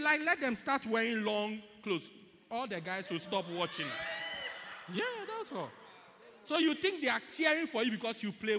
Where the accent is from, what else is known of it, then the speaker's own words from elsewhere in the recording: South Africa; I'm a God's girl before I'm a South African. Yeah, before I'm a South African. I'm a Christian South African.